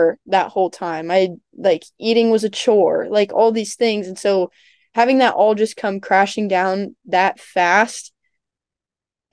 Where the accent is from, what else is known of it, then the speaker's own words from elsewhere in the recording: Ohio, United States; moved away as an adult; now in Virginia, United States; I'm from Ohio